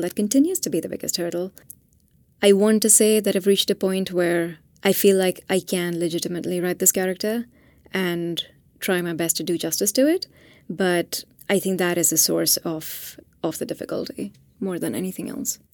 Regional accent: Hyderabad, Telangana, India; moved away; this is my own city. I'm from Hyderabad

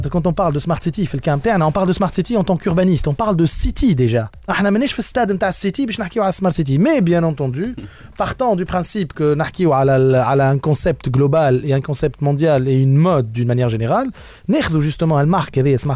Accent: Tunisia

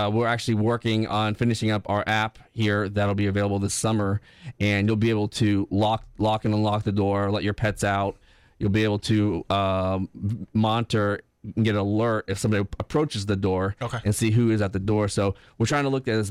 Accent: Tampa, Florida, United States; I grew up in Tampa.

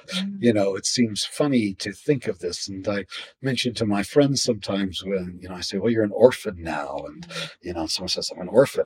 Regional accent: Atlantic City, New Jersey, United States; they remembered I was from Atlantic City

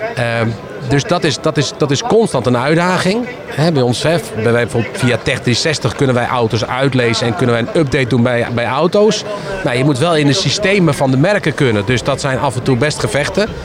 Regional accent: Netherlands; wij in Nederland doen. Want we, eh, ja, wij, zijn een heel raar volk met z'n allen, een klein landje

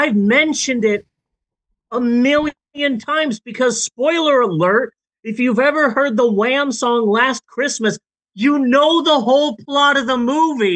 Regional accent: Phoenix, Arizona, United States; moved away; I miss Phoenix. I grew up in Phoenix and I miss it

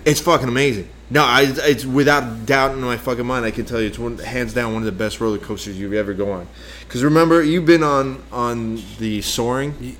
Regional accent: Bergamo, Lombardy, Italy; moved away; also born or lived in Milan / Stezzano; I was born in Milan, but I lived in uh, a city called Bergamo and another city called Stezzano. So if you lived in Bergamo and you have like that kind of accent, it's called Bergamasco.

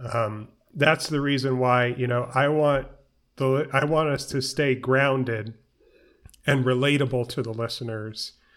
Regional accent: New York City, New York, United States; I grew up in New York

